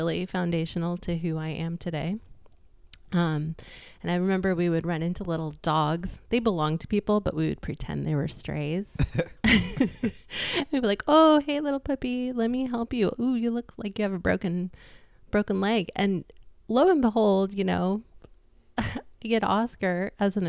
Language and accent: English; Jamestown, Colorado, United States; also born or lived in Boulder, Colorado; I'm really, truly from Colorado